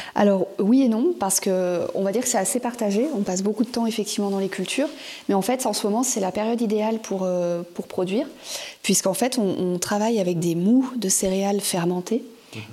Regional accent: Auvergne-Rhône-Alpes, France; moved away as an adult; now in Cap Sizun, France; nous on est originaire de Rhône-Alpes

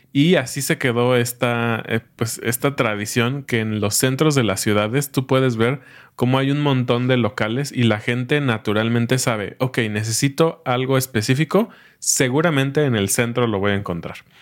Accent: Mexico City, Mexico; now in Querétaro, Mexico; somos originarios, así se dice a eh, las personas que no nacen ahí, originarios de la Ciudad de México. No somos queretanos, somos chilangos

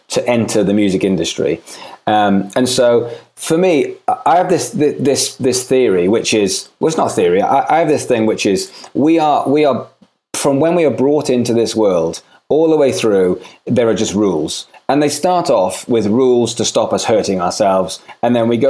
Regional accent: Swansea, Wales, United Kingdom; moved away as an adult; I'm from Swansea in Wales.

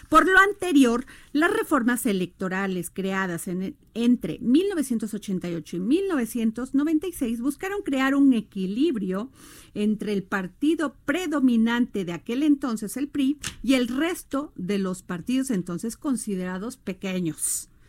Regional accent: Mexico; en México somos más los mexicanos y las mexicanas que nos levantamos a dar todo por México, por nuestro país

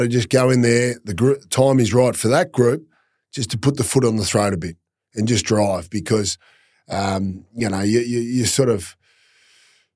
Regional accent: Warrnambool, Victoria, Australia; moved away; also born or lived in Queensland; I grew up outside of Warrnambool, so 3-odd hours out of Melbourne

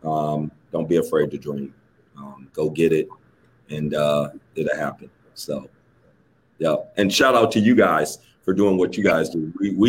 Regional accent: Detroit, Michigan, United States; growing up in Detroit.

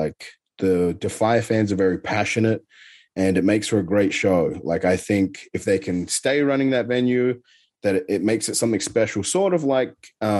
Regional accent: Adelaide, South Australia, Australia; there was a certain roller skating rink in my hometown in Adelaide that actually was really good.

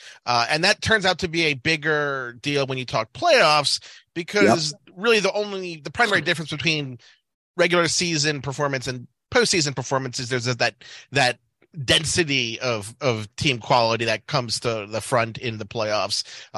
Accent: Baltimore, Maryland, United States; moved away; I'm originally from Baltimore.

